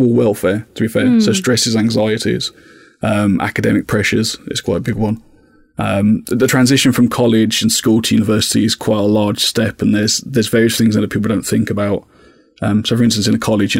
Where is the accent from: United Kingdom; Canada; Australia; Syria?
United Kingdom; Birmingham, West Midlands; moved away as an adult; now in Essex, United Kingdom; originally I'm from Birmingham, so I moved from Birmingham to Essex